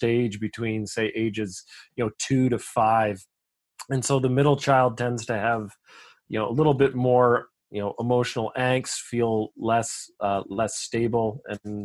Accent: Canada; I'm a Canadian

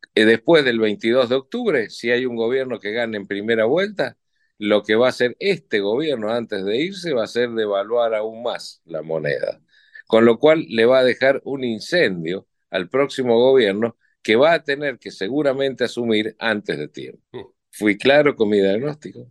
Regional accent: Argentina; qué somos y quiénes somos los argentinos

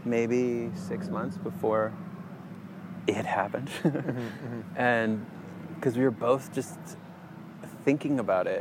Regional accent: Winnipeg, Manitoba, Canada; now in Vancouver, Canada; I grew up in Winnipeg

